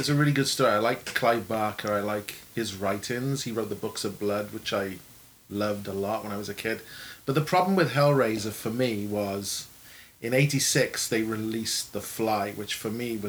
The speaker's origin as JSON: {"language": "English", "region": "Wales", "country": "United Kingdom", "tie": "born or raised there", "said": "I grew up in Wales"}